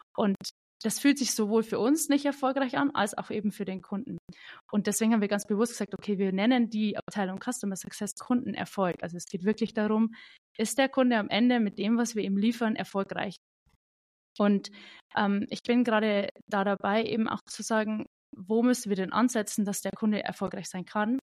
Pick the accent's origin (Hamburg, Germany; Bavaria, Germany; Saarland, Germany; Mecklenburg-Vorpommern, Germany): Bavaria, Germany; Ich bin aus dem wunderschönen Bayern, aus äh, der kleinsten Kreisstadt Bayerns tatsächlich.